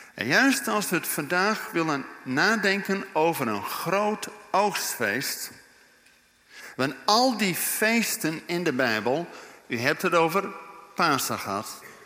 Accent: Netherlands; wij als Nederlanders

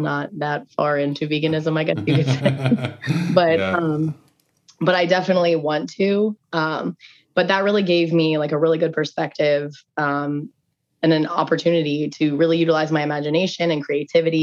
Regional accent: Indianapolis, Indiana, United States; also born or lived in Syracuse, New York; now in Tampa Bay, United States; I am originally from Indianapolis

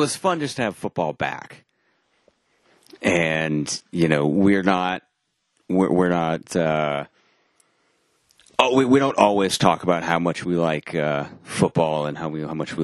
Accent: New England, United States; moved away as an adult; I grew up in New England. I was born in New England, lived in New England the first 18 years of my life.

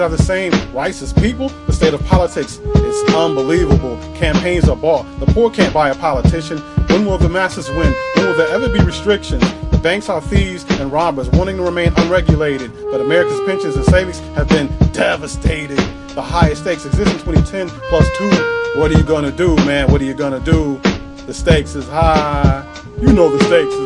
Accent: Northern Illinois, United States; I was born and raised in Northern Illinois

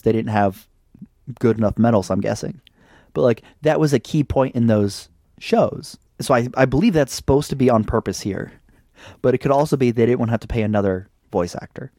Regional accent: United States; I'm an American

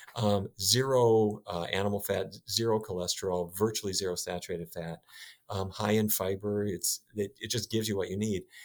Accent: North Dakota, United States; When I was a kid, I grew up in North Dakota

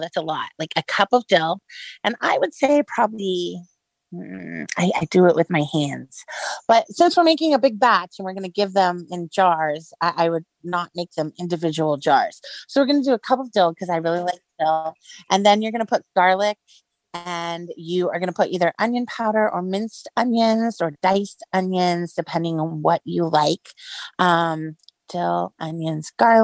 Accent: Kissimmee, Florida, United States; I am from Kissimmee

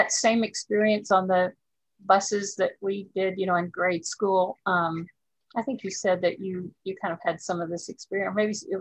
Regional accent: Dallas, Texas, United States; also born or lived in Garland, Texas / Austin, Texas; We moved from Dallas to Garland, which is a small town near Dallas

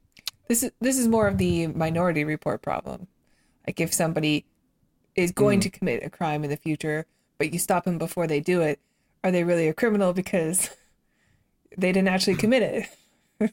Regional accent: Okanagan, British Columbia, Canada; I grew up in Canada where in an area called the Okanagan

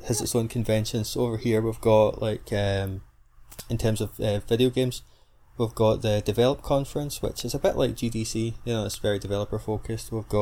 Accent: Scotland, United Kingdom; born or raised there

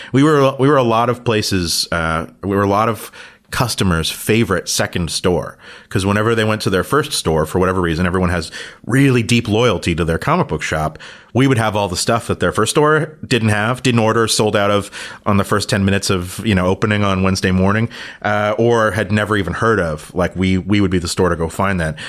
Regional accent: Toronto, Ontario, Canada; growing up in Toronto

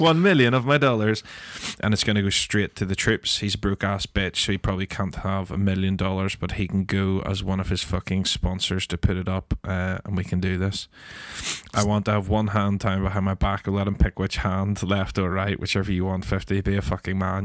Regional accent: Northern Ireland, United Kingdom; as Northern Irish people

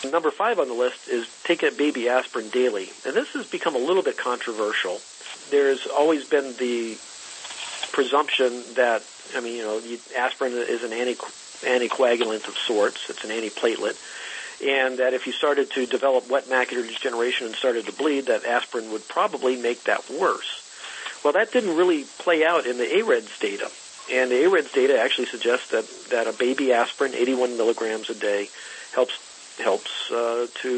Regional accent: the South, United States; now in California, United States; I grew up in the South

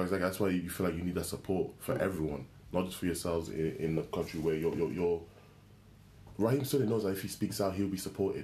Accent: Wales, United Kingdom; I grew up in Wales

